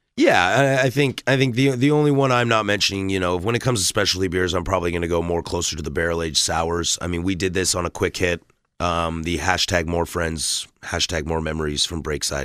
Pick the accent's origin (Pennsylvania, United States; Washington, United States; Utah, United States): Washington, United States; Vancouver; moved away as an adult; now in Portland, United States; I'm born and raised in this, in this area, uh, living in Portland for as long as I ha-, or growing up in Vancouver, and now I've been in Portland for five, six years now